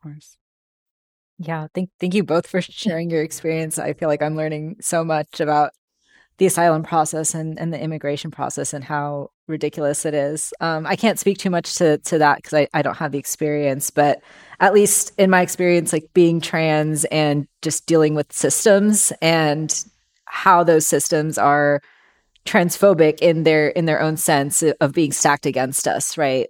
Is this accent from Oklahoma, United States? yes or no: no; Bay Area, California, United States; I was born and raised here in the Bay Area